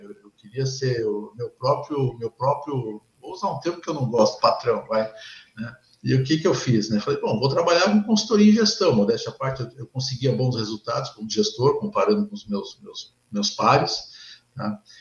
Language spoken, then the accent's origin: Portuguese; São Paulo, Brazil; now in Rio Grande do Sul, Brazil; sou paulista, sou palmeirense, né? Sou engenheiro eletrônico de formação, estou aqui no Sul há, mais tempo do que, do que em São Paulo